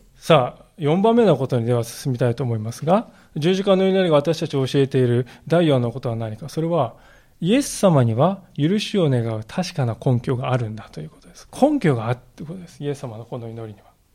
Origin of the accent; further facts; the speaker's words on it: Japan; 私たちの国